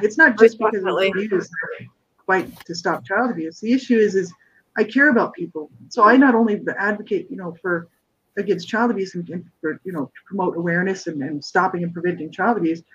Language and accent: English; Albuquerque, New Mexico, United States; I grew up in Albuquerque, New Mexico